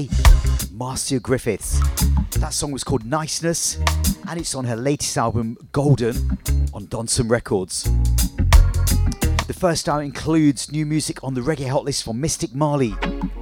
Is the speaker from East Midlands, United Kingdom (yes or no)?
yes; Leicester, East Midlands, United Kingdom; here live in my hometown of Leicester